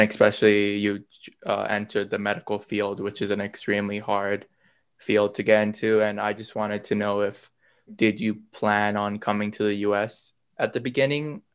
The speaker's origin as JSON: {"language": "English", "country": "Thailand", "tie": "born or raised there", "moved": "yes", "said": "I grew up in Thailand"}